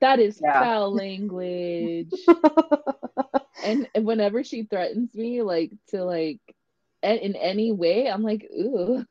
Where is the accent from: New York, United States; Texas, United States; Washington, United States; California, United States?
California, United States; Los Angeles; accent: LA; I have my LA accent